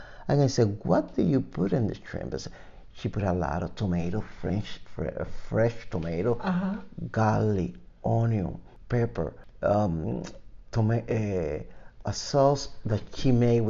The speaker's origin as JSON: {"language": "English", "country": "Cuba", "moved": "yes", "said": "I came from Cuba in 1980."}